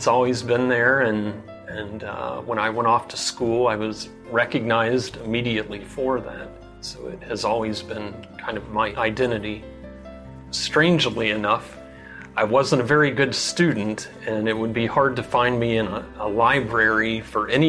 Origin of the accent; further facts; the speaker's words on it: Cincinnati, Ohio, United States; now in Gambier, United States; I'm originally from Cincinnati, Ohio.